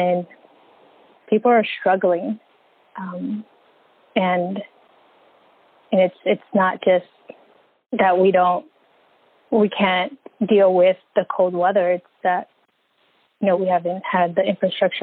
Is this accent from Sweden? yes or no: no; Houston, Texas, United States; I'm from Houston, Texas, born and raised.